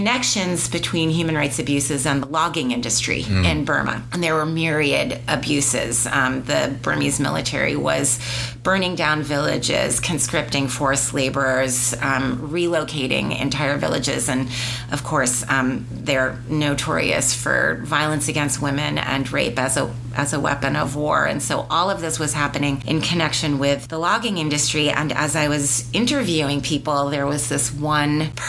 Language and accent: English; United States; I, as an American